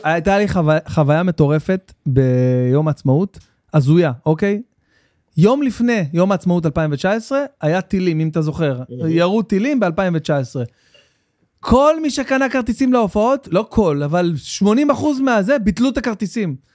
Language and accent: Hebrew; Jerusalem, Jerusalem District, Israel; גדלתי בנורית, ממש בנורית, בעיר גנים, בפנים.